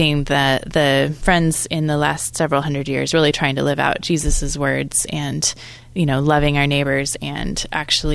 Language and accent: English; Oregon, United States; I grew up in Oregon, and I was in a small town outside of Portland